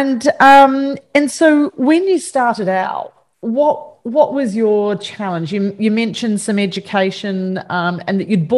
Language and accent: English; New Zealand; moved away as an adult; now in Australia; I'm a Kiwi and I came over in 97.